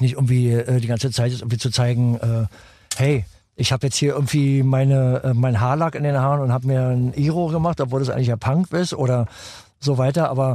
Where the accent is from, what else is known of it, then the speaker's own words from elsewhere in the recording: Berlin, Germany; In der Nähe vom äh, Rathaus Spandau.